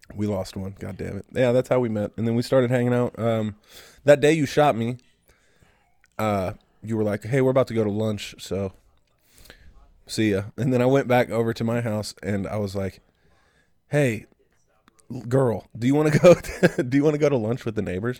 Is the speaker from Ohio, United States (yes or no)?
yes; Ohio, United States; I'm from Ohio.